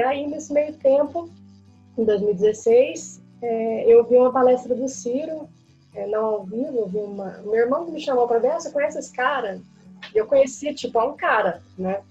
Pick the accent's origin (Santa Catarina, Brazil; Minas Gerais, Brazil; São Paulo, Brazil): Minas Gerais, Brazil; Uberlândia; eu sou de Uberlândia, sou de Minas, né, nascida e criada